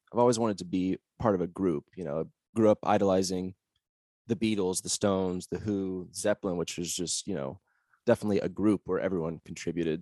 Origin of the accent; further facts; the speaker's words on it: Olympia, Washington, United States; moved away as an adult; also born or lived in Seattle, Washington; now in Austin, United States; I actually grew up in Olympia, Washington